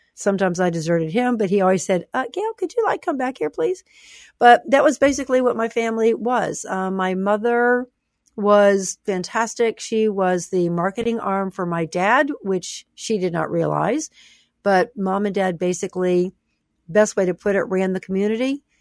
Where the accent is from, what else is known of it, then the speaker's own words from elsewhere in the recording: the South, United States; I grew up in the South